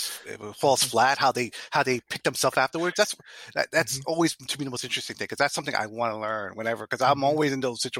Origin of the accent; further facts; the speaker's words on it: New York City, New York, United States; I'm Puerto Rican. You know, I grew up in the Bronx